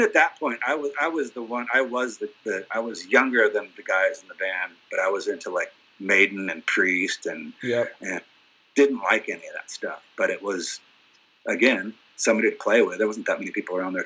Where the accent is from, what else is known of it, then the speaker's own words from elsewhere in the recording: Washington, United States; now in Los Angeles, United States; in my hometown